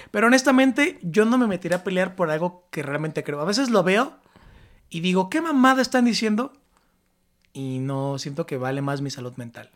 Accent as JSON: {"language": "Spanish", "region": "State of Mexico", "country": "Mexico", "said": "Yo soy del Estado de México"}